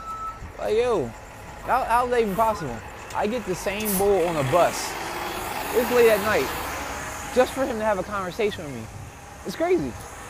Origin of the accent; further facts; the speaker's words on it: Philadelphia, Pennsylvania, United States; I'm from Philly